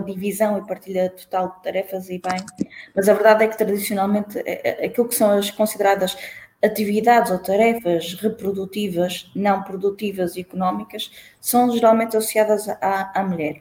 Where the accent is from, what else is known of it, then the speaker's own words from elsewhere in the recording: Santa Maria da Feira, Aveiro District, Portugal; a minha autarquia, de onde eu, de onde eu venho, Santa Maria da Feira